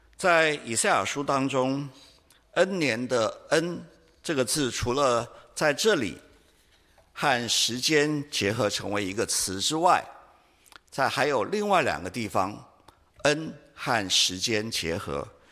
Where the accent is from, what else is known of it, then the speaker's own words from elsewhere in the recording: Taiwan; 我们台湾人